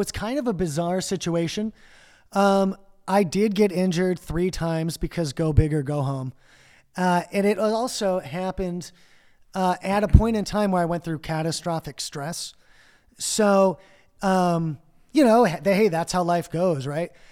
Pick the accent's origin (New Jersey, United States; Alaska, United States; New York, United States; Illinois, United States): Illinois, United States; Chicago; also born or lived in Mexico / Winfield, Illinois; I grew up both in Chicago and the suburbs